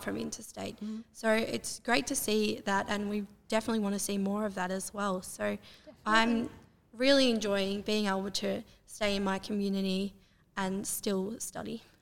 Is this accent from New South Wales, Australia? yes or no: no; Terang, Victoria, Australia; I'm a part of the Corangamite Shire, and I have been for most of my life. Um, so I'm from Terang. I went to school in Terang.